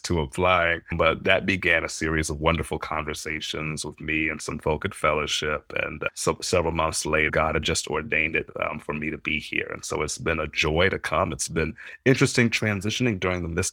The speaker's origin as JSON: {"language": "English", "town": "Arlington", "region": "Virginia", "country": "United States", "tie": "born or raised there", "also_born_or_lived": "Atlanta, Georgia / New York City", "moved": "as an adult", "lives_now": "Minneapolis, United States", "said": "I grew up in Arlington, Virginia, so right outside of Washington, D.C."}